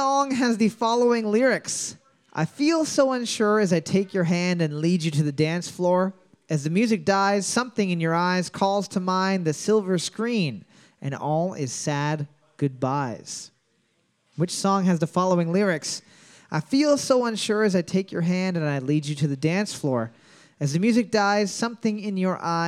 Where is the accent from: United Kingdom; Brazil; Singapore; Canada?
Canada; accent: Canadian; with a Canadian accent